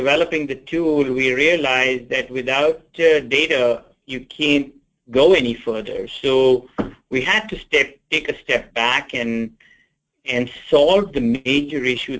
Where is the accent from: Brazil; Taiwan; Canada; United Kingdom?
United Kingdom; England; born there; also born or lived in India; now in United States; I was born in England, after my formative years, studied in India, went to med school in India, came back to England